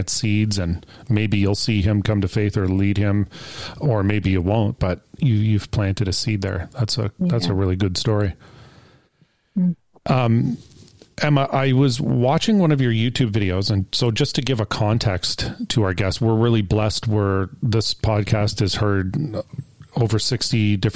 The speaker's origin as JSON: {"language": "English", "country": "Canada", "said": "a Canadian"}